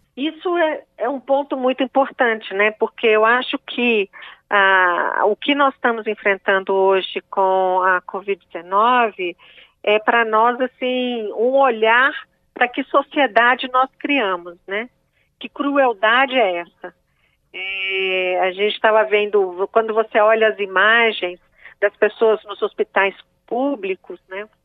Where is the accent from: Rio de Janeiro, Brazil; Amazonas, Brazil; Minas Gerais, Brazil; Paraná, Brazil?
Minas Gerais, Brazil; Belo Horizonte; sou de Minas Gerais, de Belo Horizonte